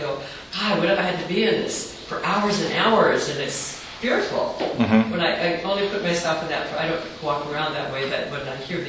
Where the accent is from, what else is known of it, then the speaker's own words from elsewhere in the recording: United States; as an American that hasn't gone through a lot of things